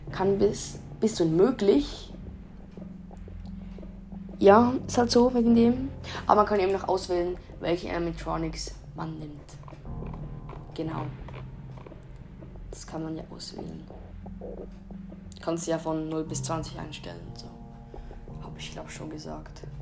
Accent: Switzerland; Ich bin Schweizer. Falls ihr es noch nicht gemerkt habt.

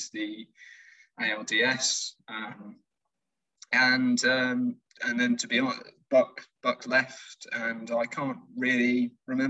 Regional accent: United Kingdom; fellow British listeners

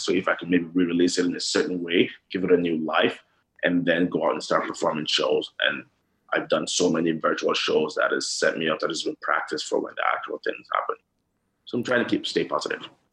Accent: Nigeria; growing up in Nigeria

